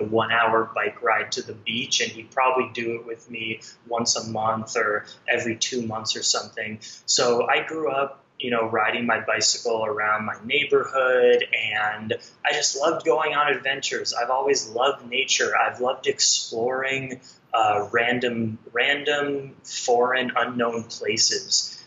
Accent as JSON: {"language": "English", "town": "Los Angeles", "region": "California", "country": "United States", "tie": "born or raised there", "moved": "as an adult", "said": "I had never seen the middle of America, because I grew up in Los Angeles"}